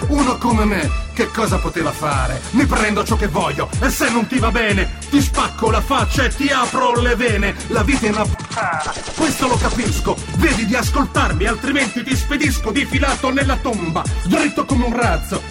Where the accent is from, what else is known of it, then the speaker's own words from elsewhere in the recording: Calabria, Italy; le mie radici, eh, da calabrese che nasce, eh, sul mare, proprio sulla spiaggia, mi permettono, appunto, per dire di essere non un pescatore, ma un nativo in un paese di pescatori